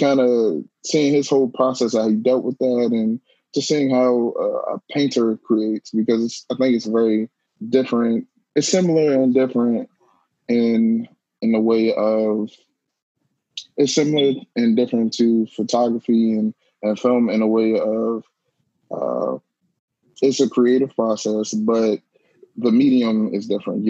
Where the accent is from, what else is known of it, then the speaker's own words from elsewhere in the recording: Prince George's County, Maryland, United States; I was born and raised in Prince George's County, Maryland, right outside of Washington, D.C.